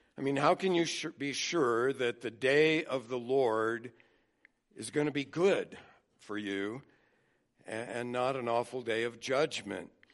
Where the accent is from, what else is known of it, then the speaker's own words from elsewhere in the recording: United States; I was born in America as a white male